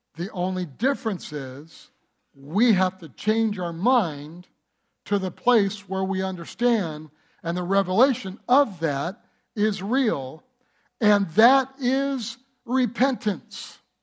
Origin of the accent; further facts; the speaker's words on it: Detroit, Michigan, United States; I was born in Detroit.